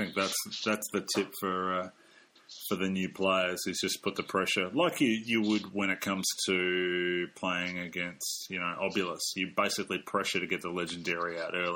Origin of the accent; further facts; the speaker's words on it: Australia; I'm Australian